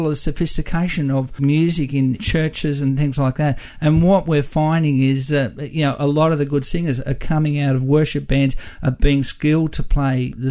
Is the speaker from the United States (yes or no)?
no; Australia; We're Aussie and we're not ashamed of being Aussie.